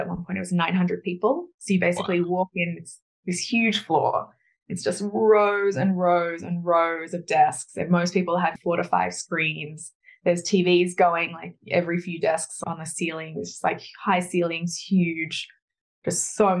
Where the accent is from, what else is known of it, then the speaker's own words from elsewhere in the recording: Australia; I grew up in Australia